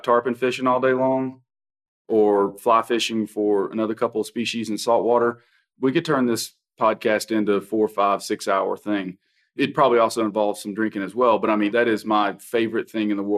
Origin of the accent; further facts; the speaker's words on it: Kingsport, Tennessee, United States; moved away; also born or lived in Texas; I'm originally from Kingsport, Tennessee.